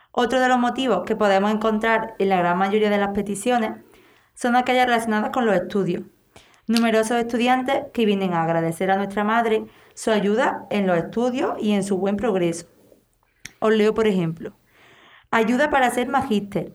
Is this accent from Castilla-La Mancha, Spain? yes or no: no; Lucena, Andalusia, Spain; nuestro pueblo, Lucena